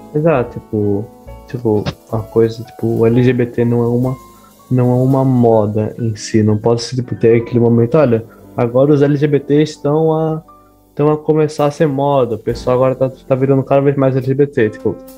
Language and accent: Portuguese; Brazil; now in Portugal; por ser brasileiro